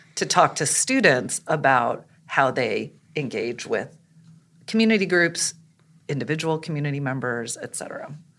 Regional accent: St. Louis, Missouri, United States; I'm originally from Saint Louis, Missouri.

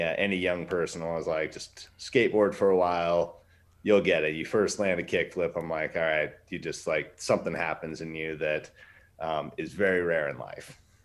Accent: Wasilla, Alaska, United States; I built a skate park in my hometown. Um, hmm battled against that when Sarah Palin was our mayor

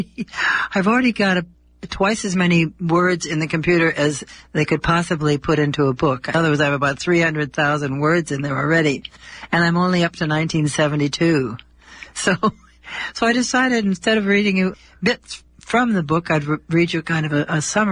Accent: Detroit, Michigan, United States; moved away as an adult; also born or lived in Los Angeles; Take a good look at me now at 90 and try to imagine that I was once a girl of 18 growing up in Detroit, Michigan, then one of the most ethnically mixed and racially restricted cities in the USA.

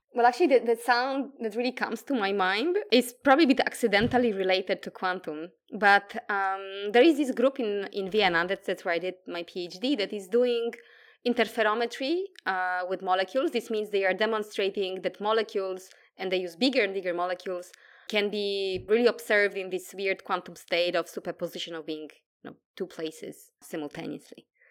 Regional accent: Poland; English is a second language; moved away as an adult; now in Australia; I come from Poland. That's, uh, where the accent is from as well

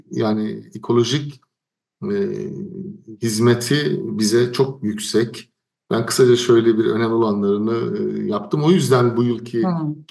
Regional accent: Turkey; moved away; Menderes Nehri benim köyümdeki çayırlarda, e, Karyaşlar Köyü'nün çayırlarını buluşturdu.

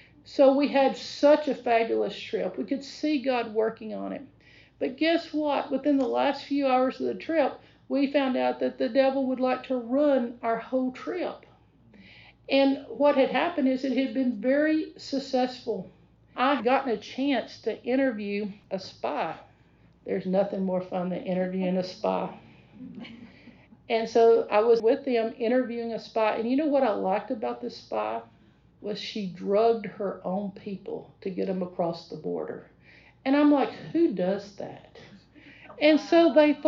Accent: Texas, United States; I'm from Texas

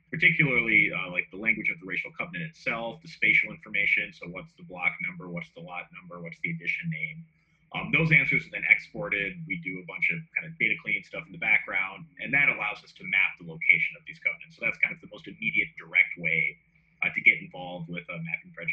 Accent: Minneapolis, Minnesota, United States; I grew up in near North Minneapolis

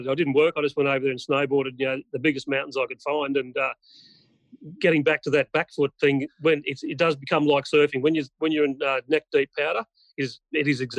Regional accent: Singapore; also born or lived in Hong Kong; growing up in Singapore and Hong Kong, we had uh, maids and and cleaners and such

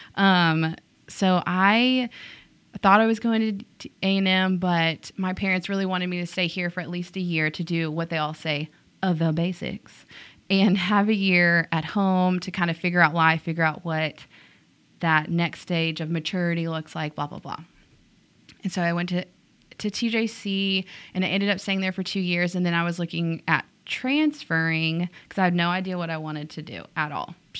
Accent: Tyler, Texas, United States; also born or lived in Whitehouse, Texas; I grew up in Tyler

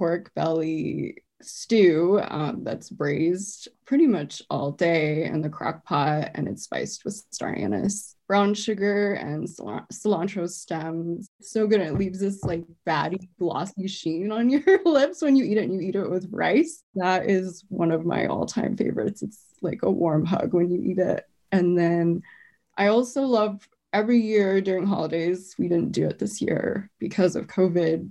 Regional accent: Arvada, Colorado, United States; I grew up in Arvada, so there weren't a lot of Asian students at my school

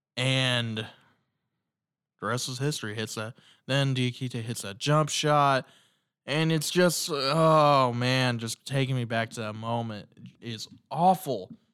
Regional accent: Indiana, United States; I'm from Indiana

